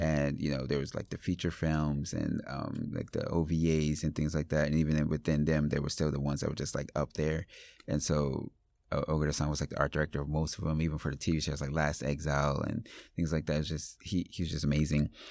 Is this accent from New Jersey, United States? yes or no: yes; Paterson, New Jersey, United States; I grew up in Paterson, New Jersey